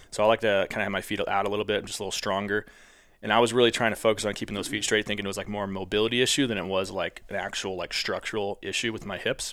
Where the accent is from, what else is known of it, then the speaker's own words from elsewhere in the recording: St. Louis, Missouri, United States; I was from Saint Louis.